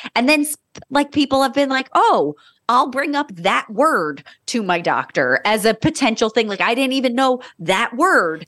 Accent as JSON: {"language": "English", "area": "Monmouth County", "region": "New Jersey", "country": "United States", "tie": "born or raised there", "said": "I was born in Monmouth County, New Jersey, and was raised there"}